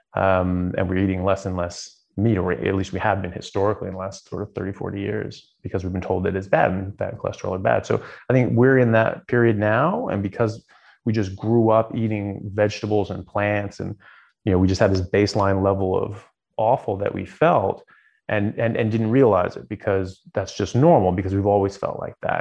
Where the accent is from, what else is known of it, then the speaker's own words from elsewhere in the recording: United States; moved away as an adult; also born or lived in Southern California / Seattle, Washington / Ireland; now in Australia; I grew up in in Southern California in Seattle